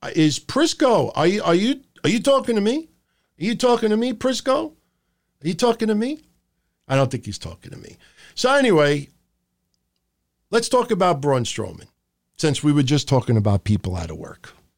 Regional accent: New York City, New York, United States; I grew up in Middle Village, Queens

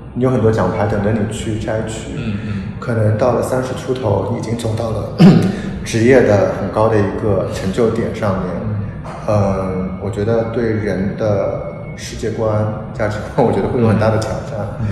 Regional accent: Shanghai, China; moved away as an adult; also born or lived in Beijing; now in Hong Kong; 从小在，我觉得上海长大的一个年轻人

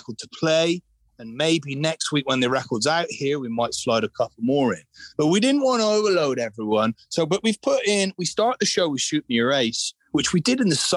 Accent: Glastonbury, South West England, United Kingdom; I grew up in Glastonbury Town

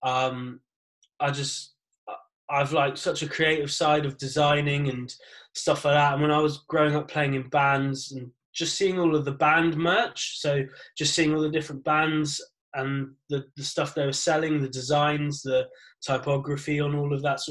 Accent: Exeter, South West England, United Kingdom; I'm from Exeter, Devon. Have been my whole life.

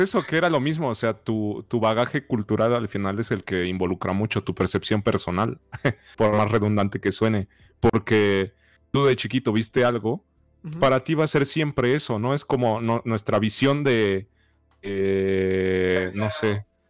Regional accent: Mexico; no tenemos un acento tan marcado como un argentino, un uruguayo, un chileno

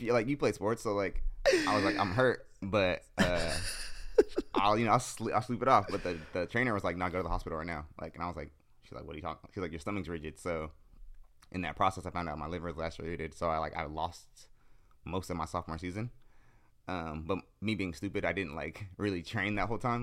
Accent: San Jose, California, United States; I'm from the East Side of San Jose.

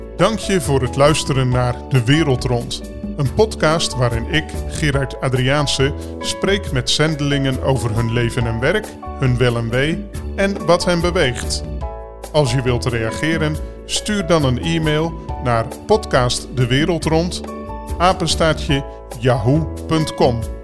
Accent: Netherlands; zo ben ik inderdaad ook opgevoed in Nederland

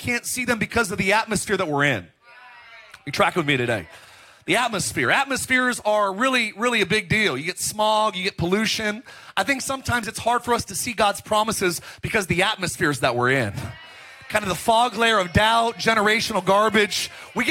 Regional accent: Palmdale, California, United States; also born or lived in Lancaster, California; now in Orange County, United States; I grew up in Palmdale, Lancaster, and like Los Angeles, it's L.A. County

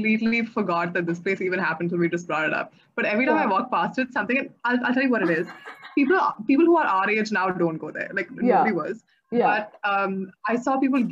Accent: Bangalore, Karnataka, India; I grew up around Mosque Road

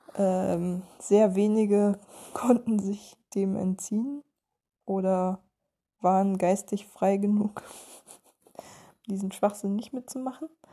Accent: East Germany, Germany; moved away; mir als Ossi-Kind, das die Wende miterlebt hat

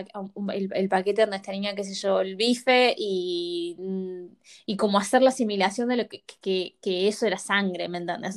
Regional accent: Córdoba, Argentina; moved away as an adult; Nosotras hemos sido nacidas y criadas en Argentina, en la provincia de Córdoba

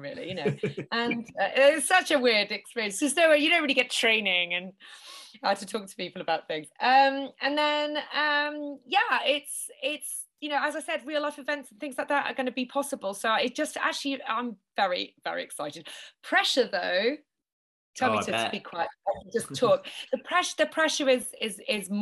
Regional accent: Norwich, East of England, United Kingdom; moved away as an adult; also born or lived in Japan; I'm from Norwich in Norfolk

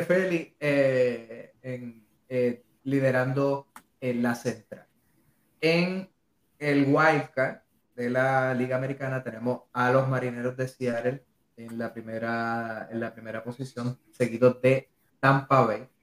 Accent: Puerto Rico; yo soy de Amelia

